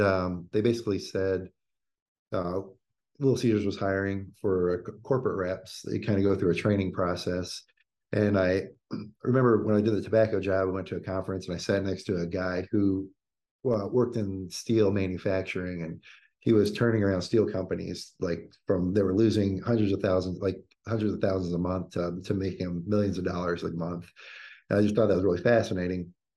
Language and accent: English; Indiana, United States; growing up in Indiana, working at Bob Evans